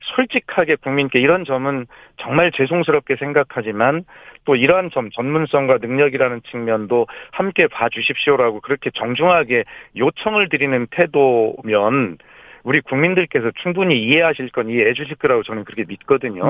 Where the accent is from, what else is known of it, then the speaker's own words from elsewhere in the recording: Gongju, South Chungcheong, South Korea; moved away; 제 고향 충남 공주에 와서